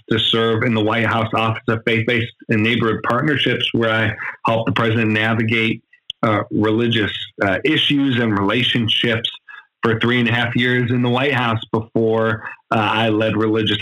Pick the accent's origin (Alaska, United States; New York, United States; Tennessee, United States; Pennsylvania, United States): New York, United States; Buffalo; I'm from Buffalo, New York